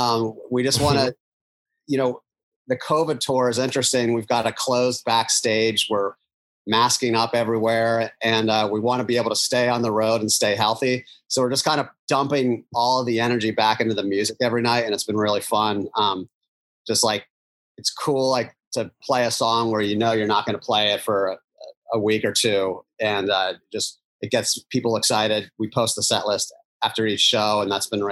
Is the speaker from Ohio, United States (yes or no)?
no; Philadelphia, Pennsylvania, United States; moved away; We are at the TLA in Philadelphia